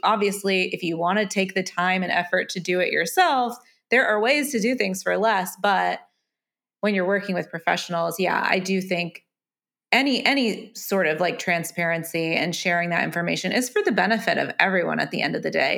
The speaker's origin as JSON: {"language": "English", "country": "United States", "said": "being an American who has considered potentially tying the knot in the U K"}